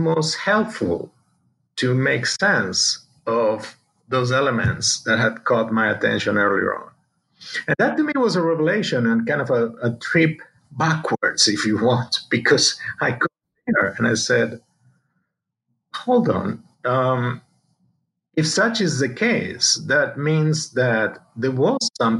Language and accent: English; Argentina; I was born in Argentina, South America, and of a family of European descent. My father was Spanish. My mother is Argentine, but she's a descendant of Italian immigrants. And grew up there, basically did my studies there